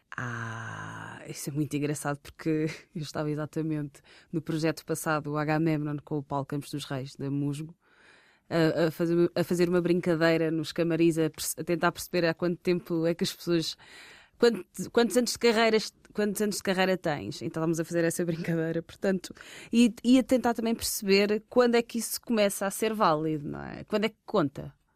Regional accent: Portugal; sou uma rapariga, filha de pais angolanos, uh, tenho origem angolana, nasci em Portugal

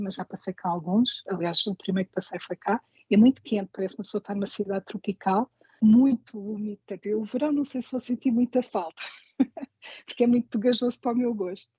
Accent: Lisbon, Portugal; moved away as an adult; now in New York, United States; eu sou de Lisboa

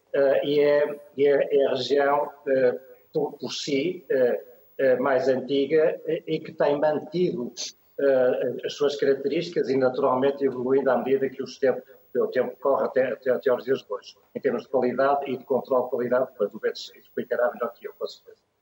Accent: Portugal; nós temos um, é um país muito pequeno

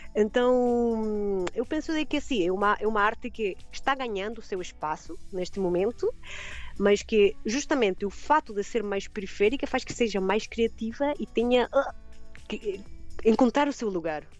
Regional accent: Chile; Portuguese is a second language; moved away as an adult; now in Algarve, Portugal; meu país de origem, né, no Chile

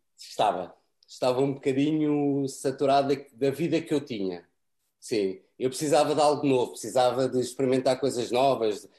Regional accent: Portugal; moved away as an adult; also born or lived in France / London; now in United Kingdom; eu saí de França com três anos para Portugal e, e, e só falava português

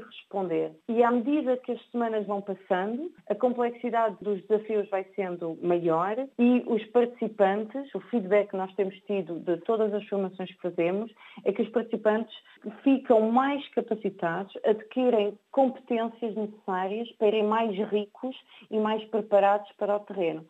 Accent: Portugal; sou portuguesa

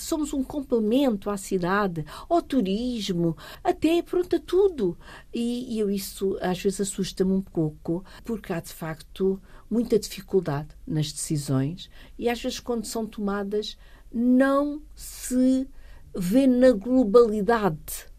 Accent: Fernando Pó, Setúbal, Portugal; E eu sou uma rural, uma pura rural. Eu nasci, nem para, nem para a maternidade fui. Portanto, eu nasci mesmo em Fernando Pó

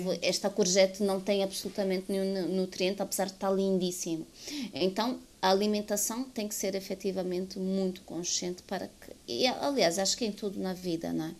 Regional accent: Angola; eu vivo em Angola, sou angolana

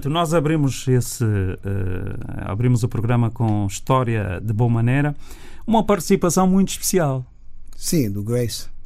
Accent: Mindelo, São Vicente, Cape Verde; now in United States; Sou de São Vicente.

